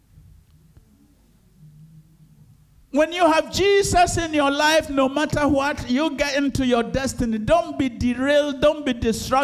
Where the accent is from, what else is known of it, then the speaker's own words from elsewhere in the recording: Ejisu, Ashanti, Ghana; moved away; going to Ejusu. That's my hometown